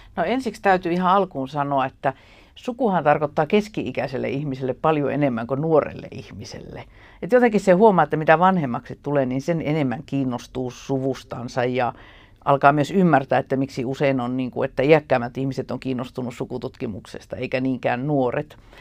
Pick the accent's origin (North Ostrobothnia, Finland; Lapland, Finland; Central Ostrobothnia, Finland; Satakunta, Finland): Lapland, Finland; Ylitornio; moved away as an adult; also born or lived in Tampere; now in Helsinki, Finland; mä lapsuudesta itse viettänyt Ylitorniolla ja se on edelleen niin se minun jotenkin se identiteetti, että minä olen ylitorniolainen ja lappilainen